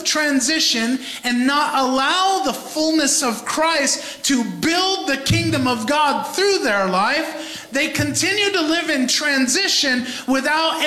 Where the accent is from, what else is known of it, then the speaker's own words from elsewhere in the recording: New York, United States; a New Yorker